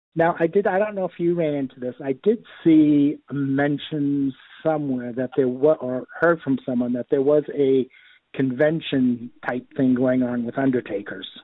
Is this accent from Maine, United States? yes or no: yes; Bangor, Maine, United States; I was born right here in Bangor, lived in Bangor all my life